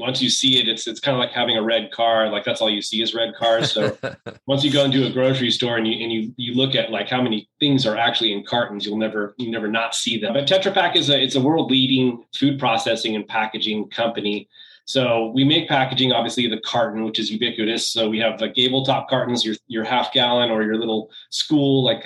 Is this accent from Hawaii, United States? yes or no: no; California, United States; I grew up in California.